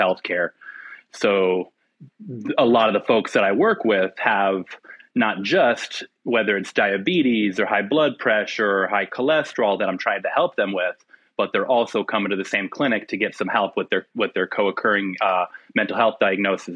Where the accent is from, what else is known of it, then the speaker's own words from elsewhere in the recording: Phoenix, Arizona, United States; also born or lived in Yuma, Arizona; I'm born and raised in Phoenix, Arizona, in the southwestern United States.